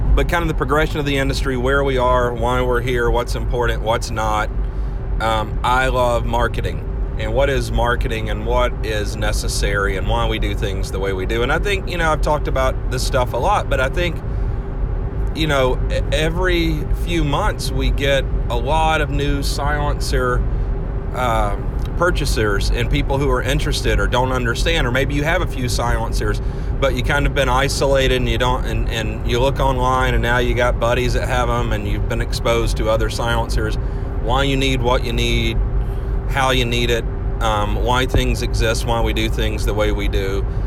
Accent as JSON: {"language": "English", "region": "Georgia", "country": "United States", "tie": "born or raised there", "said": "I grew up and lived in Georgia, and so there are a lot of machine guns in Georgia"}